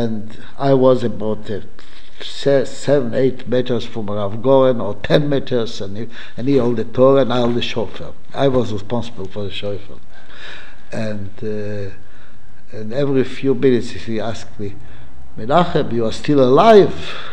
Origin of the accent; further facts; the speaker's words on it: Jerusalem, Jerusalem District, Israel; I was born in Yerushalayim parents were born in Yerushalayim, my grandparents were born in Yerushalayim